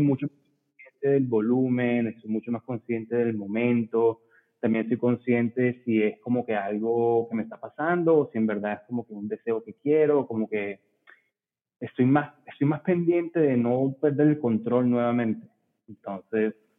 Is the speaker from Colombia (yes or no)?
yes; Barranquilla, Atlántico, Colombia; Soy barranquillero em, de ascendencia libanesa